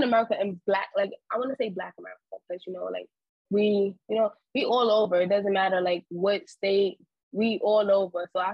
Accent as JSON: {"language": "English", "town": "New York City", "region": "New York", "country": "United States", "tie": "born or raised there", "said": "I'm from New York, from Harlem. I was born and raised, yeah, Harlem girl"}